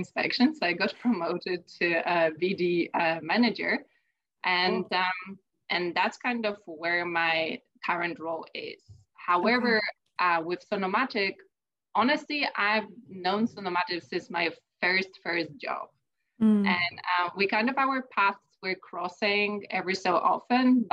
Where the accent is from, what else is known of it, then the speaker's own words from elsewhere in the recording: Poland; moved away as an adult; I'm originally from Poland. I started my education there